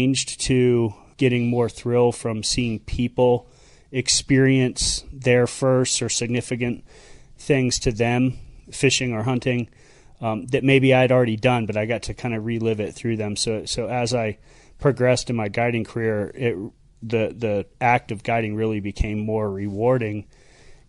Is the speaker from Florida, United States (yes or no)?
yes; Sanibel, Florida, United States; Grew up on Sanibel Island